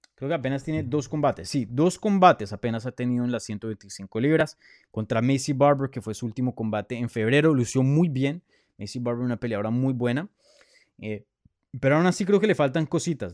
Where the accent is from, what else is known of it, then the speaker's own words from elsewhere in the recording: Colombia; first language Spanish; moved away; Yo soy colombiano, nací en Colombia